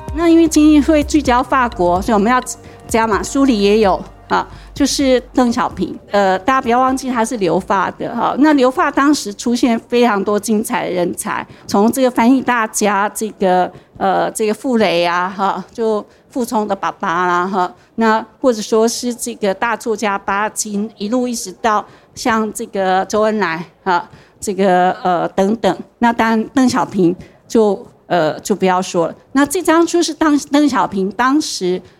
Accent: Taichung, Taiwan; 因为我是台中人嘛

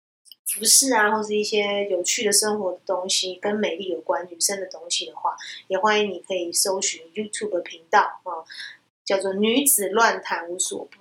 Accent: Taiwan; 我会观察到我们亚洲人，特别是我们台湾人啊，有时候或华人。

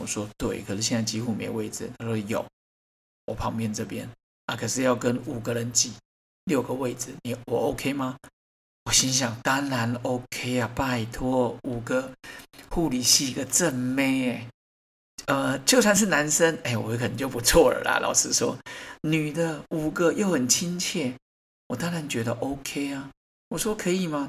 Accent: Taiwan; 我觉得我们台湾人真的是不太会接受人家赞美

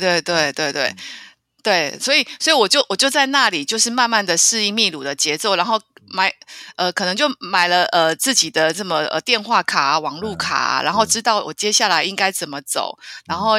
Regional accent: Taiwan

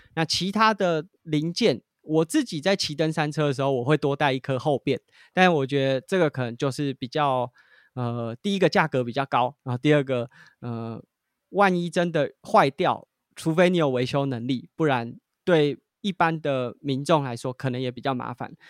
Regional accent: Taiwan; 我们是从台湾来的

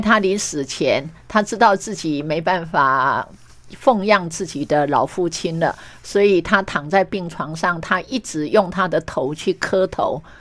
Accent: Meishan Township, Chiayi County, Taiwan; 我觉得像我出生在乡下，然后也成长在乡下

